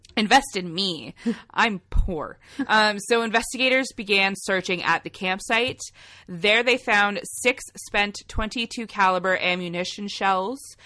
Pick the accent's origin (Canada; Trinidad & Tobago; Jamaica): Canada; accent: Canadian; We're Canadian